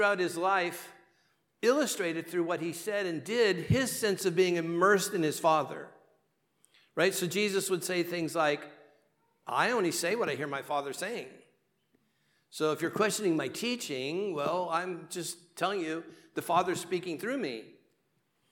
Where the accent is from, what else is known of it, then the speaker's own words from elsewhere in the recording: Southern California, United States; I'm from Southern California